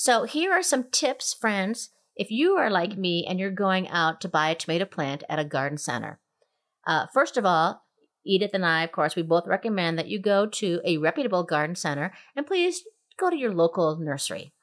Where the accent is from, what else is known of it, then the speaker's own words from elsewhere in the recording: Minnesota, United States; moved away; growing up in Minnesota